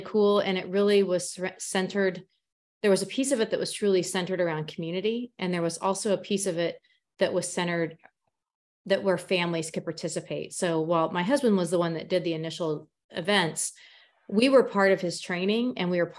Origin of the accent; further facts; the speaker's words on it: Emporia, Kansas, United States; I am an Emporian, this is my hometown